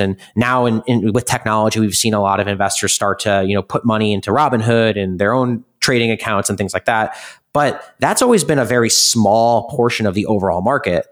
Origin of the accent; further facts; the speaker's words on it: Midwest, United States; now in New York City, United States; I come from the Midwest where it's all value